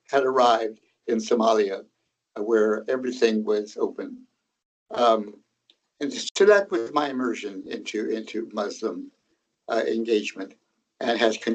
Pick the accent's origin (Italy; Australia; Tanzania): Tanzania; I was born in Tanzania, Tanganyika, because my father and mother were pioneer Mennonite missionaries in Tanzania among a tribal group called the Zanaki.